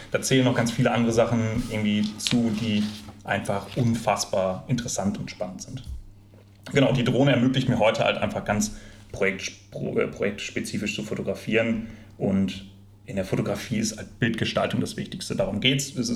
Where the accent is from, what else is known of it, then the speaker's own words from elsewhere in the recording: Recklinghausen, North Rhine-Westphalia, Germany; Ich bin im Ruhrgebiet groß geworden, in Recklinghausen aufgewachsen und meine Eltern sind damals mit und oft zum Flughafen nach Düsseldorf gefahren, auf die Besucherterrasse.